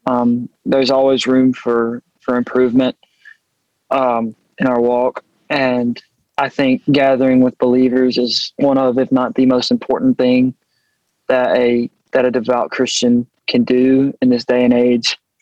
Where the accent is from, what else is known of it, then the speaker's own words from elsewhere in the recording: Thorsby, Alabama, United States; Thorsby, Alabama